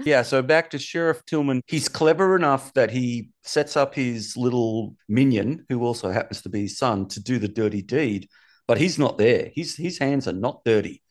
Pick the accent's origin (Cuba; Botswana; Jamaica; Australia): Australia; I'm from Australia